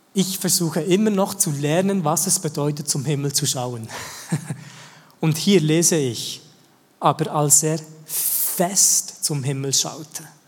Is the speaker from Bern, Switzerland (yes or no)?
yes; the same region as Schönbühl, Bern, Switzerland; Und wir sind in der gleichen Region aufgewachsen